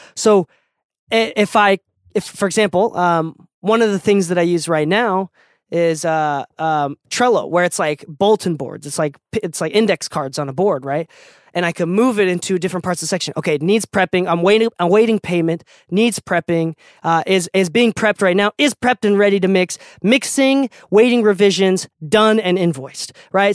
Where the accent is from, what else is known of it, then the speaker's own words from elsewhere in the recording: Okinawa, Japan; moved away; also born or lived in Utah; I'm from an island, right? I'm from Okinawa, Japan.